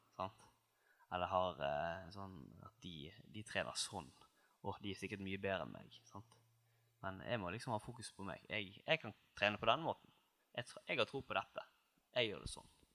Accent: Seim, Vestland, Norway; also born or lived in Oslo; now in Bergen, Norway; Jeg er fra Nord-Hordaland, litt nord for Bergen. Mm. Seim, nærmere bestemt

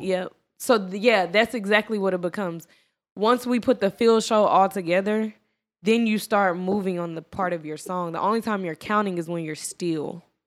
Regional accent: Dallas, Texas, United States; I'm from Dallas.

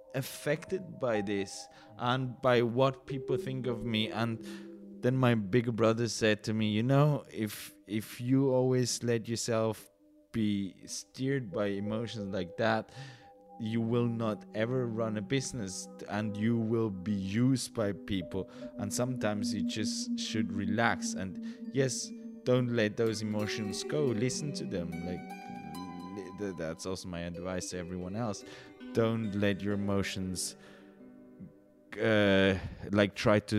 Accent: Basel, Basel-Stadt, Switzerland; also born or lived in Great Britain; I was born in Basel, then moved for a while to Great Britain uh, because my dad did something there, and then we came back

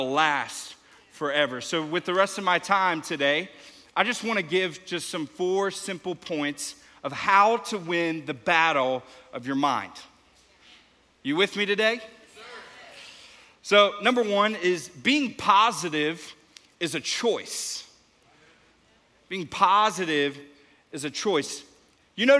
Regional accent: Houston, Texas, United States; now in Dallas, United States; I'm from Houston

